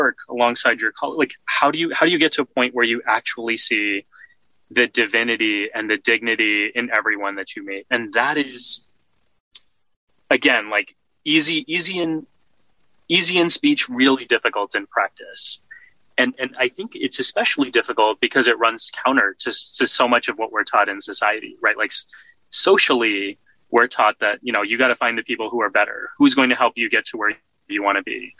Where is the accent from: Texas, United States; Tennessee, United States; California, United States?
Texas, United States; moved away as an adult; now in New York, United States; I was socialized here in the States, born and raised in Texas